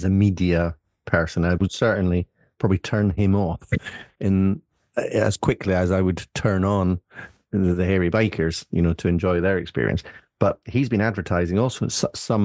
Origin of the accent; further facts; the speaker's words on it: Scotland, United Kingdom; now in Isle of Wight, United Kingdom; as a Scot